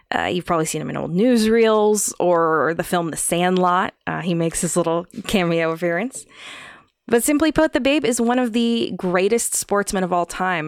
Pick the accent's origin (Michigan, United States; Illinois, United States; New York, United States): New York, United States; I was born in New York